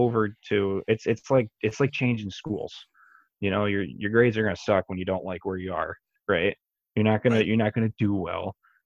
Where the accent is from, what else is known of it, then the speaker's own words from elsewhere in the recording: Brooklyn, Michigan, United States; also born or lived in Tecumseh, Michigan; I grew up in Brooklyn, Michigan, right next to the track